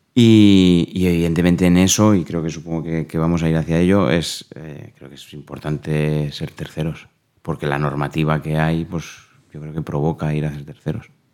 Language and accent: Spanish; Spain; also born or lived in Dubai; como buen ciudadano español